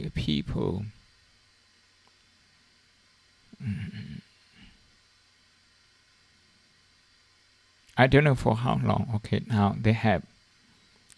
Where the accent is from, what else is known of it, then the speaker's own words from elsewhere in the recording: Shan State, Myanmar; moved away; in my hometown, in the part of my hometown, in Shan State, in Myanmar, in Burma. For the last 40 years, I think I left home about 40 years